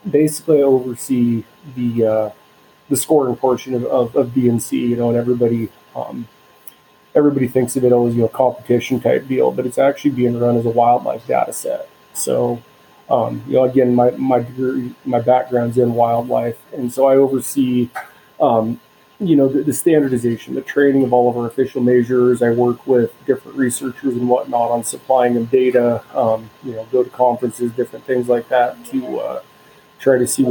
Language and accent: English; Southern Oregon coast, United States; moved away as an adult; also born or lived in Northern Wisconsin / Idaho; I grew up on the Southern Oregon coast